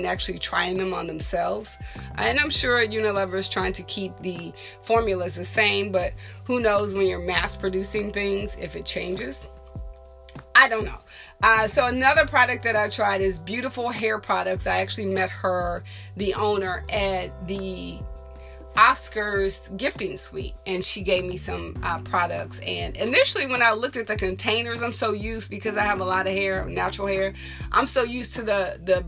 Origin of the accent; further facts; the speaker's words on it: Texas, United States; I am from Texas